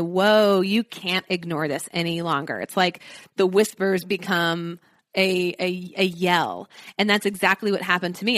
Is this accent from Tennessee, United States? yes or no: yes; Nashville, Tennessee, United States; I'm from Nashville